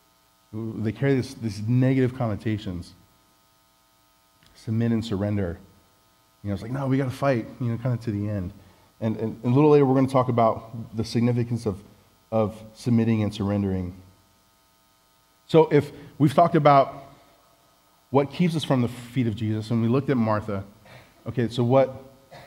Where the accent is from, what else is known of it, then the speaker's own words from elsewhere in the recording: Samoa; moved away; also born or lived in Hawaii; I was home in Samoa, which, if you didn't know, I was from Samoa. I'm from Samoa.